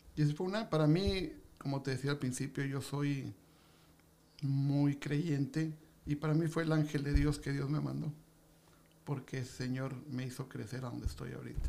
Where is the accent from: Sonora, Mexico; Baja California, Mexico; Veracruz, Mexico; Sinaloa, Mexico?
Baja California, Mexico; Tijuana; also born or lived in Mexico City; Yo vengo del DF, pero tengo, llegué aquí hace cinco, tengo 57 años de edad y llegué hace 50